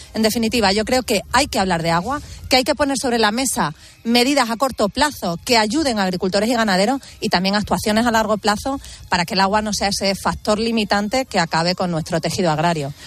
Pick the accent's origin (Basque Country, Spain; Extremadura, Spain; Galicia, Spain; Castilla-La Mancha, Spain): Extremadura, Spain; aquí en mi tierra, en Extremadura